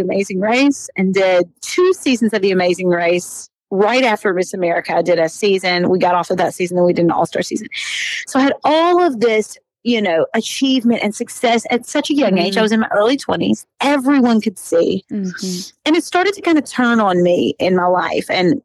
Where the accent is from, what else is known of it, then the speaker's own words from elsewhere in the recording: Kentucky, United States; moved away as an adult; now in Nashville, United States; I'm from Kentucky. I grew up on this farm with 23 first cousins